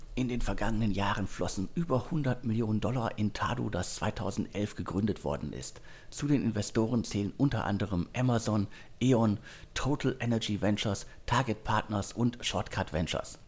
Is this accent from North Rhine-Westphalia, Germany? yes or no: yes; Ruhr area, North Rhine-Westphalia, Germany; meine Heimat, das Ruhrgebiet